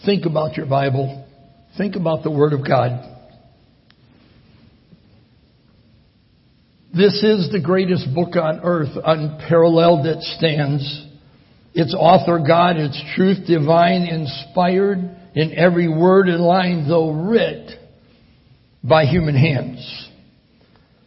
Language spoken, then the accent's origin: English; Michigan, United States; moved away; also born or lived in Italy; I'm from Michigan